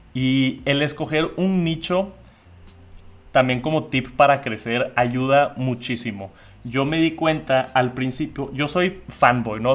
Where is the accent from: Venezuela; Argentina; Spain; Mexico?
Mexico; Monterrey, Nuevo León; yo aquí en Monterrey, México, de donde soy